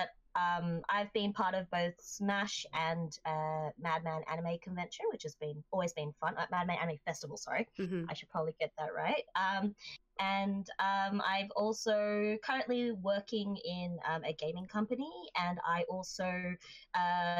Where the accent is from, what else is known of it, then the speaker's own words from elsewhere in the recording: Sydney, New South Wales, Australia; first language Japanese and English; moved away as an adult; now in Japan; I'm currently living in Japan, but I was originally based in Sydney, which is where I grew up, and that's where my accent developed. But I speak Japanese and English as a native speaker of both languages